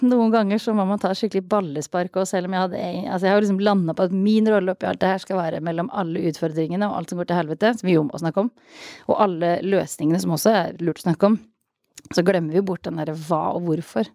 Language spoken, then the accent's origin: Norwegian; Østfold, Norway; jeg jo fra Østfold